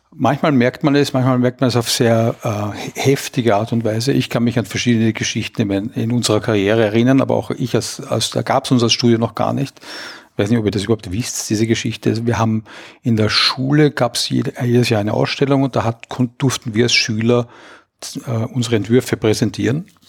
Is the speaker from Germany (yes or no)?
no; Austria; als Österreicher